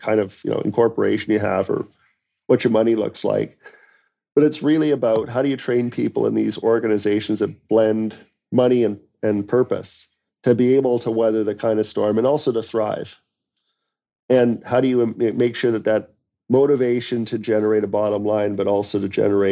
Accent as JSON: {"language": "English", "town": "London", "region": "Ontario", "country": "Canada", "tie": "born or raised there", "said": "I was a grocery store clerk in my hometown of London, Ontario"}